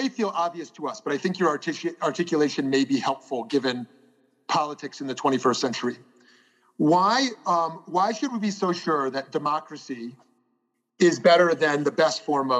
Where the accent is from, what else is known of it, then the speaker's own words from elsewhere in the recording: Canada; I'm also Canadian.